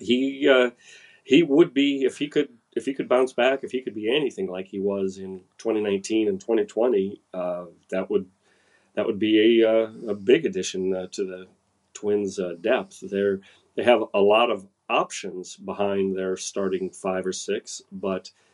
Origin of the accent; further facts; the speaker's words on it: Minnesota, United States; I'm just a Minnesotan